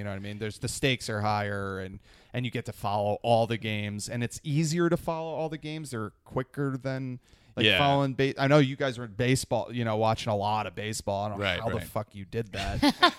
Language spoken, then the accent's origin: English; northeastern New Jersey, United States; I'm from New Jersey.